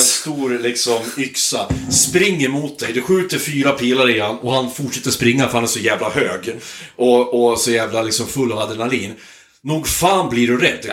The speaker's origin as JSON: {"language": "Swedish", "area": "Hälsingland", "region": "Gävleborg County", "country": "Sweden", "tie": "born or raised there", "moved": "yes", "said": "jag är uppvuxen i Hälsingland"}